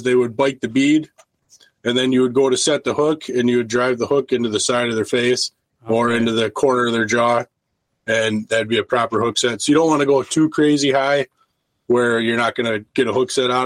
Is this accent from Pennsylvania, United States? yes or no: no; Milwaukee River, Wisconsin, United States; I grew up near the Milwaukee River